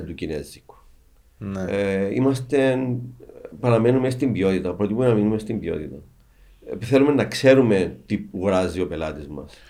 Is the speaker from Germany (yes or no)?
no; Cyprus; είμαστε από την Κύπρο, είμαι με την αδελφή μου